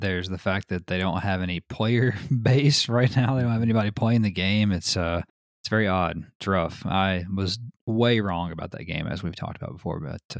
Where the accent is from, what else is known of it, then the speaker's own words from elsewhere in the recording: United Kingdom; I'm British.